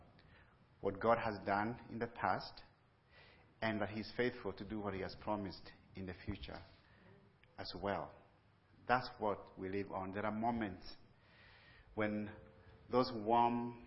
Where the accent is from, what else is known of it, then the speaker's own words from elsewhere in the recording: Kenya; moved away as an adult; also born or lived in Pennsylvania; I was born and raised in Kenya